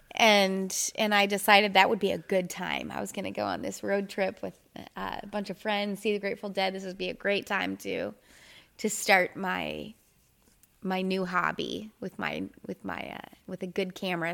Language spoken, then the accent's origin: English; Minneapolis, Minnesota, United States; moved away as an adult; now in Tyler, United States; I'm originally from Minneapolis, Minnesota, and I moved here